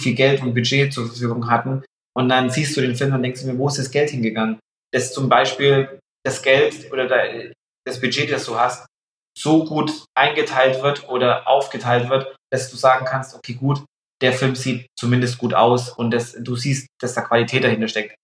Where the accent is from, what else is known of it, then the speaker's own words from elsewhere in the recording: Pappenheim, Bavaria, Germany; aus Pappenheim, aus meiner Heimat